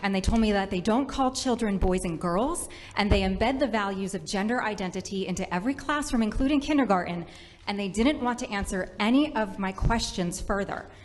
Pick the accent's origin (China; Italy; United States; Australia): United States; Rhode Island; I am a mother from Rhode Island